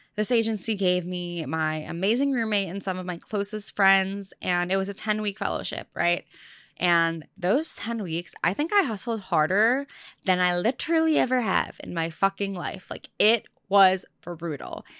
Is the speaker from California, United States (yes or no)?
yes; Orange County, California, United States; moved away as an adult; now in New York City, United States; I spent the last few months back home, like in my childhood home in SoCal